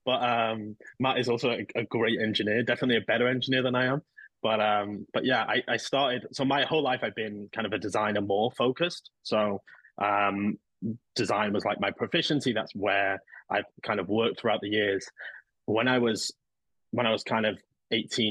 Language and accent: English; Manchester, North West England, United Kingdom; now in London, United Kingdom; I grew up here in England. I'm originally from Manchester. So I live in London now